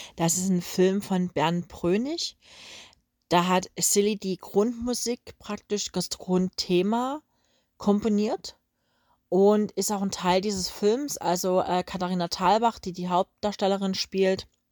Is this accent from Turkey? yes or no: no; Coswig, Germany; bei uns in Coswig